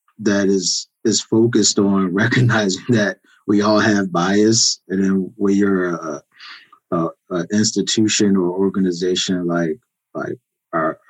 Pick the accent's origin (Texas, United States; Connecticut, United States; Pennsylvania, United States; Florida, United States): Pennsylvania, United States; Philadelphia; moved away as an adult; I grew up in Philadelphia, spent the first 25 years of my life in Philadelphia